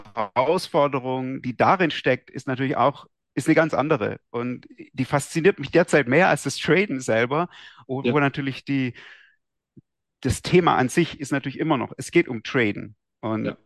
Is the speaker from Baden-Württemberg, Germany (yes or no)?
yes; Esslingen am Neckar, Baden-Württemberg, Germany; ich bin in Esslingen aufgewachsen, bei, mhm. am Neckar, bei Stuttgart